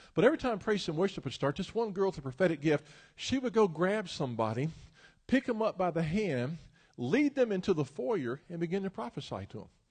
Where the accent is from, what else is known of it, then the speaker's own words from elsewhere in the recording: Memphis, Tennessee, United States; moved away; I'm originally from Memphis, Tennessee